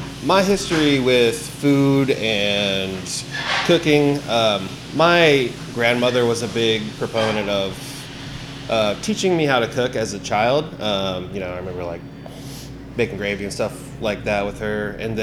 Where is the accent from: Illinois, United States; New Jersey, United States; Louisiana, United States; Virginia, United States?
Virginia, United States; Blue Ridge Mountains of; moved away as an adult; now in Louisville, United States; I grew up in the Blue Ridge Mountains of Virginia.